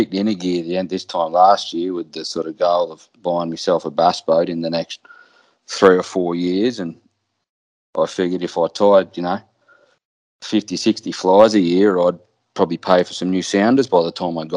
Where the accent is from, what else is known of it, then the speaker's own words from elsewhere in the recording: Australia; also born or lived in South East Queensland; I'm an Australian through and through